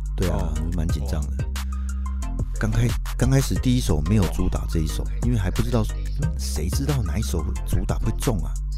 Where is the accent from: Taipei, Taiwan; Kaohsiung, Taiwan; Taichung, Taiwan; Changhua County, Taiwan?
Taichung, Taiwan; accent: Taichung accent; moved away; 我是台中来的嘛